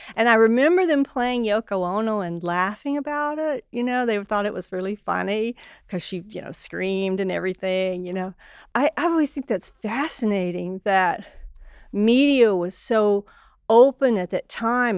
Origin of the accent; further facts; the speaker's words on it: Mississippi, United States; moved away; I grew up in Mississippi